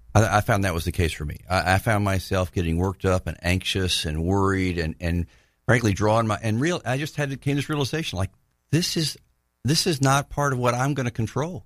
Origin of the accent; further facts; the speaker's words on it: Tallahassee, Florida, United States; also born or lived in Pensacola, Florida; I grew up in Tallahassee